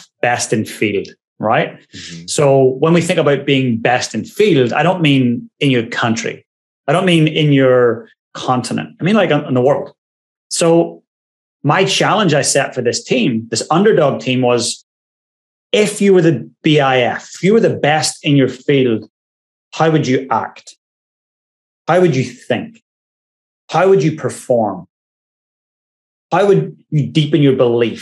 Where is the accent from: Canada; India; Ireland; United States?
Ireland; moved away as an adult; now in New Zealand; I'm Irish